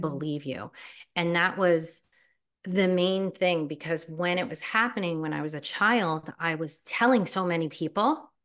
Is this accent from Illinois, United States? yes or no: no; New Jersey, United States; I was born and raised in New Jersey